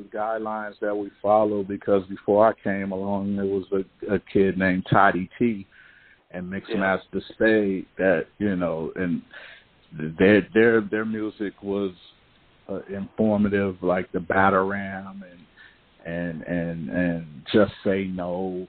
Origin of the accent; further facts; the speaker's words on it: California, United States; And I ended up telling them I was from California and I knew how to DJ and all.